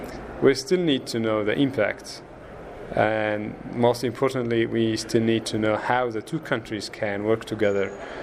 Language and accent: English; Egypt; I'm from Egypt.